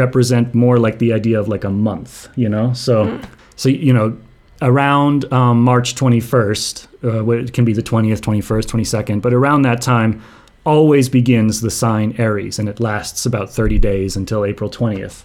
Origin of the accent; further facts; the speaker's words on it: United States; growing up in the States, we learn a lot about slavery